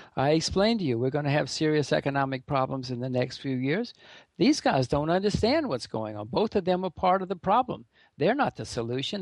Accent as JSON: {"language": "English", "country": "United States", "said": "I'm an American"}